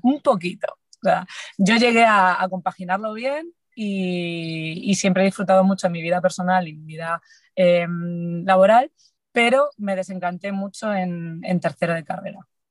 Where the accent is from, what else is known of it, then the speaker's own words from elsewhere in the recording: Galicia, Spain; Soy gallega